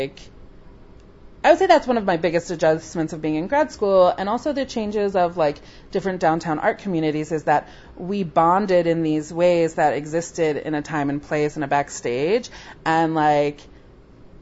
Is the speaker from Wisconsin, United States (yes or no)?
no; near Mount Laurel, New Jersey, United States; moved away as an adult; also born or lived in New York; 5 minutes from my hometown. It was, like, in Mount Laurel, New Jersey